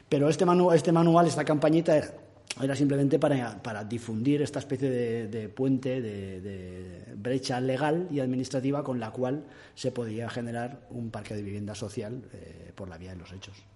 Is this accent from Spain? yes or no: yes; Castellón, Valencian Community, Spain; que soy de Castellón.